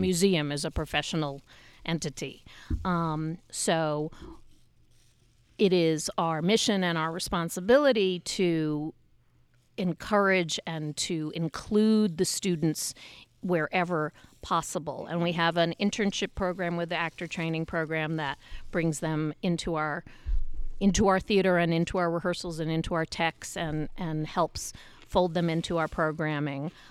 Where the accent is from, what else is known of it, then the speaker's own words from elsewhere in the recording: New York City, New York, United States; moved away as an adult; now in Utah, United States; I grew up in New York. I always lived in New York.